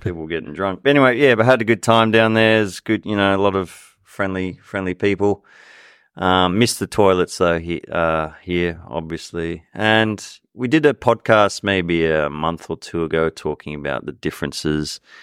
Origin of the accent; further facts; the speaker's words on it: Sydney, New South Wales, Australia; moved away; I'm from Sydney